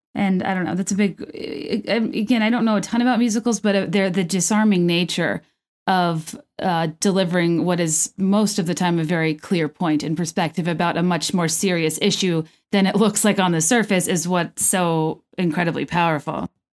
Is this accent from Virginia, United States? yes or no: yes; Virginia, United States; also born or lived in California; I grew up in Virginia.